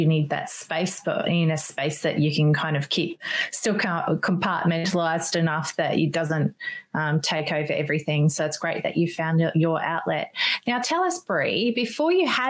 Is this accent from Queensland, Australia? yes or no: yes; Brisbane, Queensland, Australia; That's actually my hometown